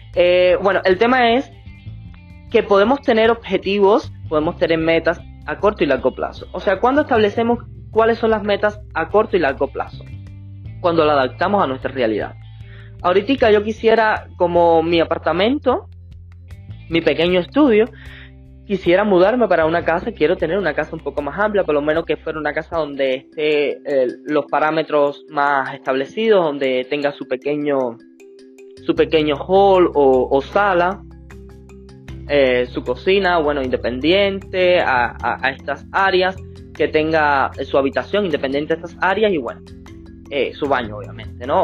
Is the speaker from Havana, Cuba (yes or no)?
no; Villa Clara, Cuba; la cabecera provincial de Villa Clara, donde, de donde soy y me fui a vivir para Santa Clara